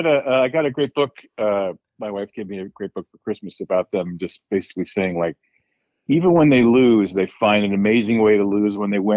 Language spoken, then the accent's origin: English; New Jersey, United States; now in Los Angeles, United States; I grew up in New Jersey, but I live in Los Angeles now.